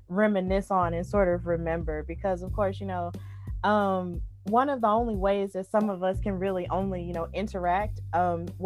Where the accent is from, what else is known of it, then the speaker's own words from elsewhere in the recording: Birmingham, Alabama, United States; so I was just telling Jason earlier, Mani, that I'm from Birmingham.